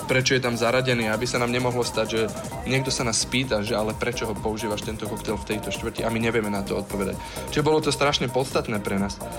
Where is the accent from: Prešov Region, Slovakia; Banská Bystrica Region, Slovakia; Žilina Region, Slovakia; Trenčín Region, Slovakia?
Žilina Region, Slovakia; Žilina; moved away as an adult; now in Singapore; som prišiel zo Žiliny z malého mesta